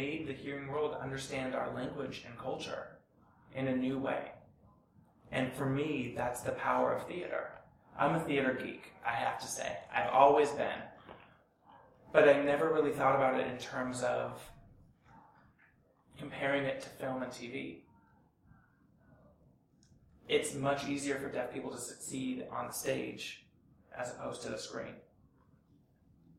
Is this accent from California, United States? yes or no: yes; Southern California, United States; I grew up in Southern California, and fortunately, I had Deaf West in my backyard.